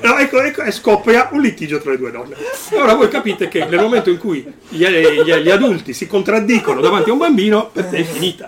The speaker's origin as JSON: {"language": "Italian", "town": "Cagliari", "region": "Sardinia", "country": "Italy", "tie": "born or raised there", "also_born_or_lived": "Alghero / Milan", "moved": "yes", "said": "sono nato in Sardegna, sono nato ad Alghero, una città nella quale non ho mai abitato, perché sono abitato a Cagliari, poi ho abitato a Milano"}